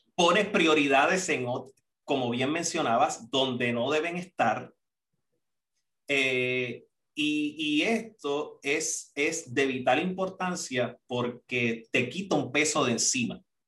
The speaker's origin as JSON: {"language": "Spanish", "country": "Puerto Rico", "also_born_or_lived": "Costa Rica", "moved": "as an adult", "said": "cuando salí de Puerto Rico, recuerdo para allá, para el 2006"}